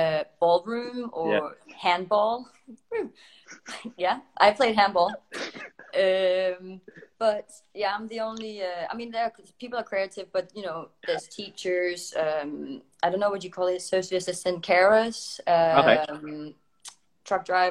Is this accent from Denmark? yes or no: yes; Denmark; moved away as an adult; now in United Kingdom; I haven't lived in Denmark for 11, almost 12 years.